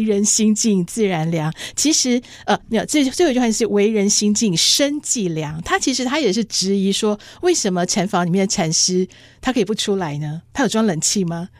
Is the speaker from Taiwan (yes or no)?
yes; Taipei, Taiwan; 可是我是在台北出生，我们是盆地